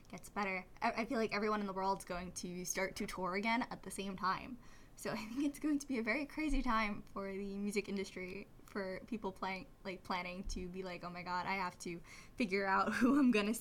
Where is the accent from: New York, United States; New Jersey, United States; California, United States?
New York, United States; New York City; I'm from Staten Island, New York